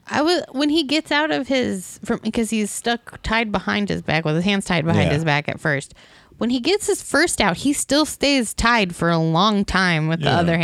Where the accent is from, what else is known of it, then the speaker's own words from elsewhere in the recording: United States; I'm from America.